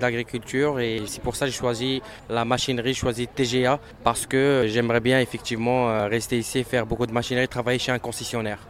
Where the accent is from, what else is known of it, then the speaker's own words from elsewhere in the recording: Morocco; now in Canada; je suis marocain